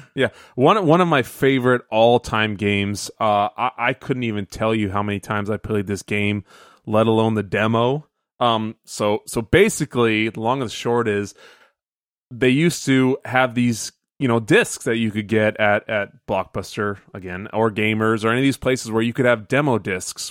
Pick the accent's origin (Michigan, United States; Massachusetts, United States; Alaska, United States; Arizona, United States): Arizona, United States; Phoenix; growing up in Phoenix